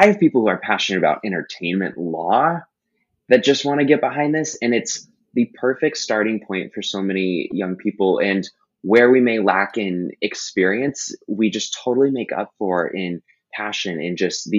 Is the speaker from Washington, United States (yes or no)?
yes; Seattle, Washington, United States; also born or lived in Texas / California / Boston / New York; But I was born in Texas. I mostly grew up in Seattle. I moved to California again.